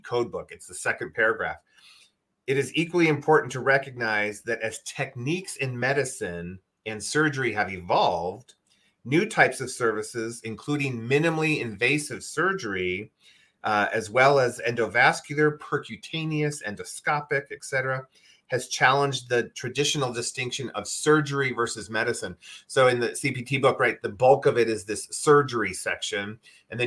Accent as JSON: {"language": "English", "region": "Midwest", "country": "United States", "tie": "born or raised there", "said": "I grew up in the Midwest, and we had rhubarb"}